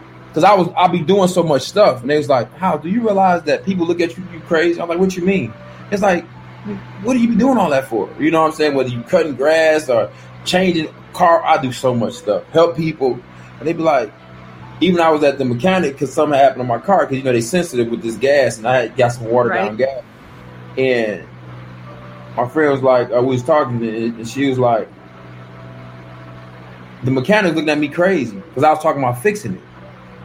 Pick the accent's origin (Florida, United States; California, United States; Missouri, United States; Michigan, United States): Michigan, United States; Detroit; moved away; also born or lived in Gwinnett, Georgia; I'm from Detroit first